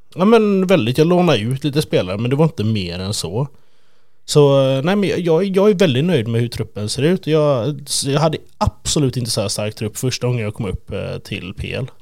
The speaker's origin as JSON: {"language": "Swedish", "country": "Sweden", "said": "Jag är ju typisk svensk"}